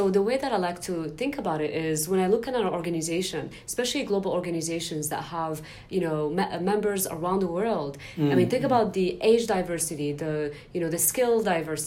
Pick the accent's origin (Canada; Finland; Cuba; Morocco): Morocco; now in San Francisco, United States; when I was growing up in Morocco